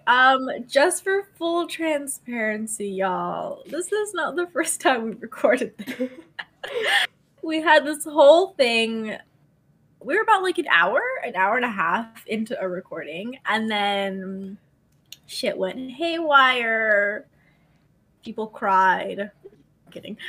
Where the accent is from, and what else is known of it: United States